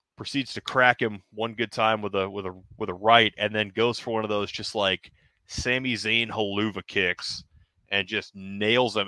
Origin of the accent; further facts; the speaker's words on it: Denham Springs, Louisiana, United States; that little local show in my hometown